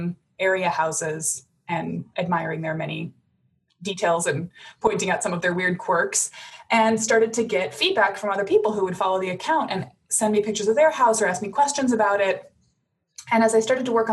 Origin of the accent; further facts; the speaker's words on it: Madison, Wisconsin, United States; also born or lived in Chicago; I was going to move back to my family hometown, Madison.